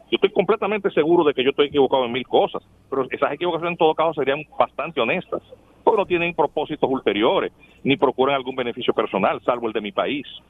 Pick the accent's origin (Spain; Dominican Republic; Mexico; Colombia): Dominican Republic; somos los dominicanos